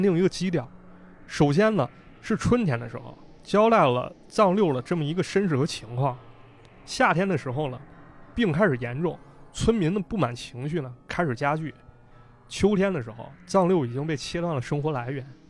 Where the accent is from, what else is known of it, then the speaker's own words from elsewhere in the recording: Northeast China, China; 我的家乡就被解放了